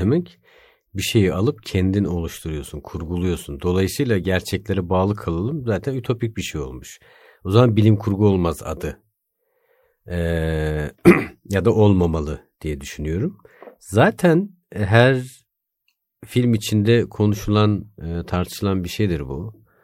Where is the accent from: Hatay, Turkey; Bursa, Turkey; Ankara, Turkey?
Bursa, Turkey; moved away as an adult; also born or lived in Erzurum; now in Istanbul, Turkey; Erzurumluyum. Bursa'da büyüdüm.